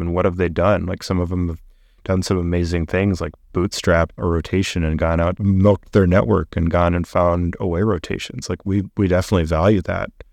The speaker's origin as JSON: {"language": "English", "town": "Boulder", "region": "Colorado", "country": "United States", "tie": "born or raised there", "said": "I grew up in Boulder, Colorado, thinking that everybody was rich and white"}